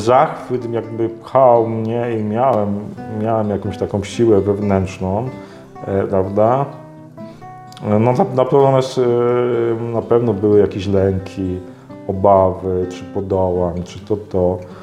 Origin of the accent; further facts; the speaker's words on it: Myszków, Silesian Voivodeship, Poland; moved away as an adult; now in Toruń, Poland; wychowałem się w bardzo prężnej takiej parafii duszpasterskiej w Myszkowie, na Mijaczowie